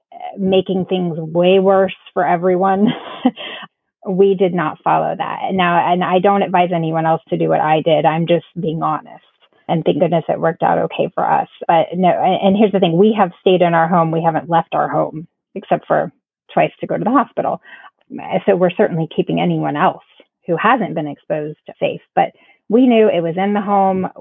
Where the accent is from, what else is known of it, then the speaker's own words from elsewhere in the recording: Florida, United States; now in South Carolina, United States; We're originally from Florida